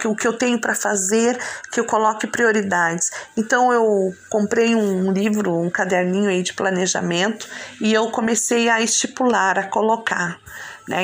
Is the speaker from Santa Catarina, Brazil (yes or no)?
yes; Balneário Arroio do Silva, Santa Catarina, Brazil; Sou daqui do Arroio do Silva. Estou neste momento aqui em Arroio do Silva